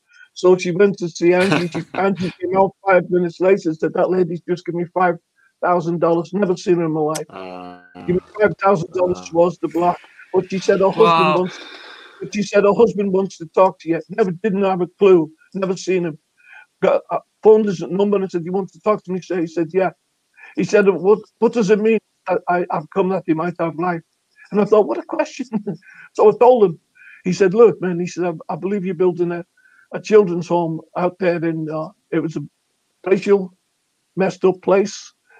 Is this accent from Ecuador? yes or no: no; Russia; I'm from Russia, and I'm cutting the grass.